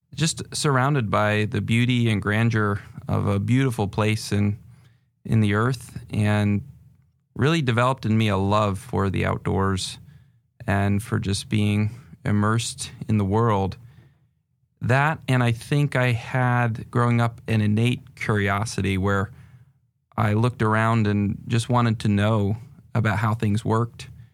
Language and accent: English; northern New Hampshire, United States; moved away as an adult; also born or lived in England; now in Seattle area, United States; I was born in England and moved to the United States when I was five and grew up in northern New Hampshire